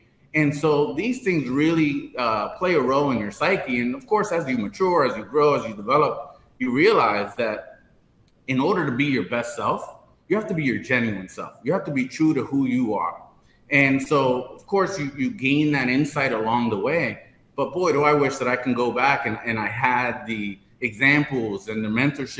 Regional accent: New York City, New York, United States; So I was born and raised in New York in the Bronx. And as a first generation Dominican American, as a proud Afro-Latino

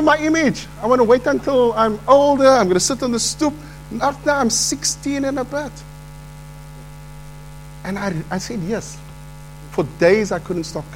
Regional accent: Cape Town, Western Cape, South Africa; Part of my life was growing up in the Cape Flats

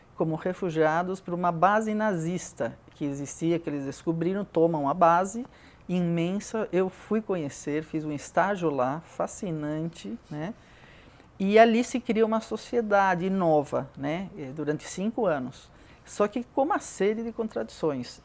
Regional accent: Peru; moved away as an adult; now in Brazil; nasci no Peru

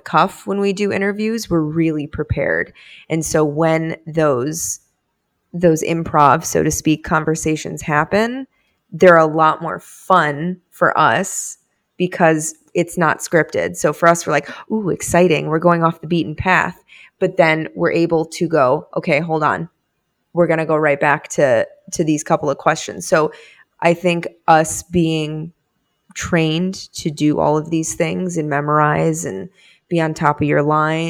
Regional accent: Boca Raton, Florida, United States; accent: Boca; I'm from Boca

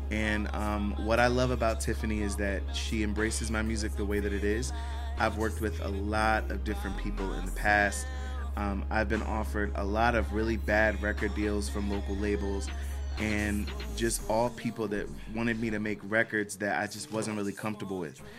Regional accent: Silver Spring, Maryland, United States; Um, I'm originally from Silver Spring, Maryland, so that is a town right outside of DC. Um, those of us who are from that area just refer to it as the DMV area.

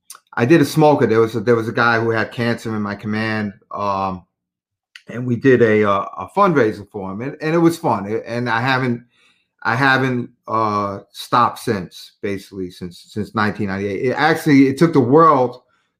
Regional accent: New York City, New York, United States; I grew up in South Queens, South Ozone Park.

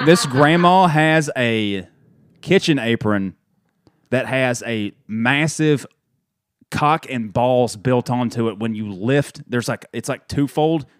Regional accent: Dalton, Georgia, United States; a head coach at Dalton High School in my hometown

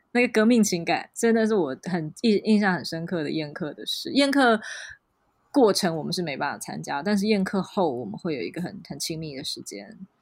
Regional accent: Taiwan; 我是台湾人

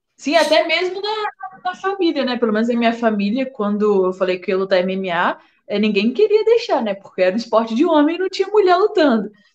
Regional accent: Vila Velha, Espírito Santo, Brazil; lá na minha cidade, em Vila Velha

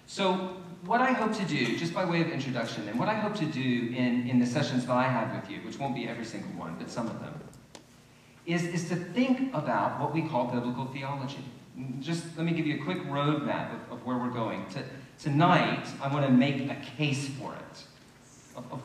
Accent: Deep South, United States; moved away; I didn't grow up around here. I grew up in the Deep South

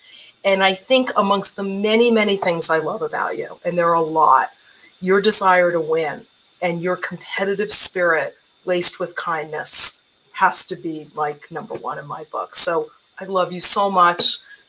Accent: Short Hills, New Jersey, United States; I grew up in Short Hills.

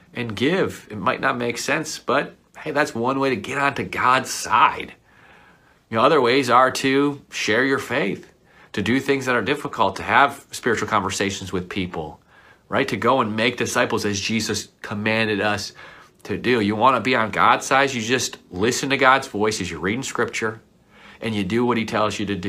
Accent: Buffalo, New York, United States; as a kid growing up in Buffalo

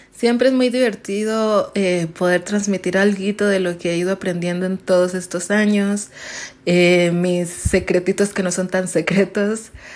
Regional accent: Colombia; now in Mexico City, Mexico; soy de Colombia, estoy actualmente viviendo en Ciudad de México

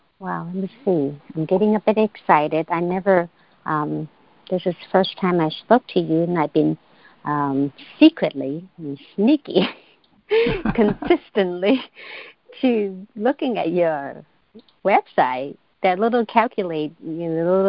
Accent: China; I was born and raised in China

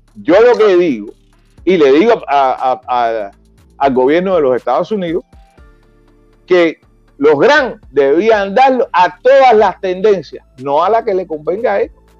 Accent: Cuba; Yo no estoy fuera de mi país, yo estoy luchando en mi país y estoy luchando por mi país

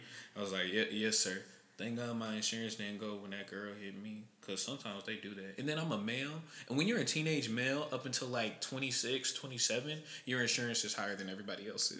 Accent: Houston, Texas, United States; So, I was born and raised like near Gulf Gate.

